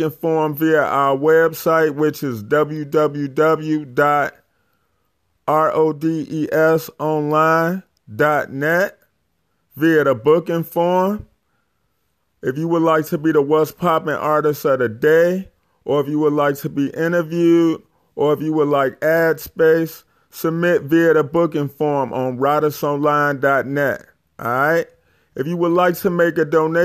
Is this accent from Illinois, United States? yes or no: yes; Chicago, Illinois, United States; I'm from Chicago